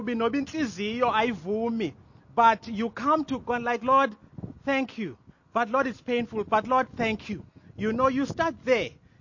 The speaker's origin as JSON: {"language": "English", "town": "Mthatha", "region": "Eastern Cape", "country": "South Africa", "said": "I'm from Mtata"}